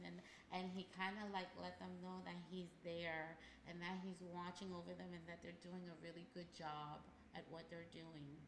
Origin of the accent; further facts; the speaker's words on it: Haiti; moved away; I was born and raised there